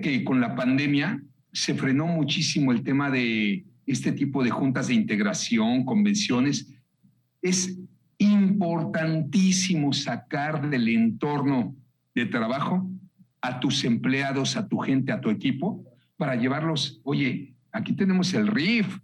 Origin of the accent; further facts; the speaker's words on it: Mexico; Hablo como mexicano